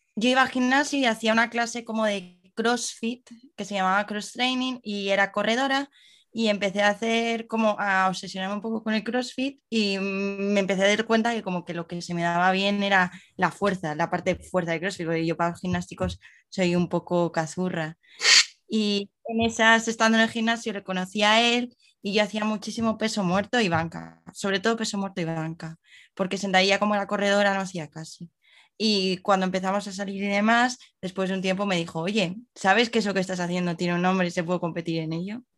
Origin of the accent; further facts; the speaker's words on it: Madrid, Community of Madrid, Spain; nosotros que somos de Madrid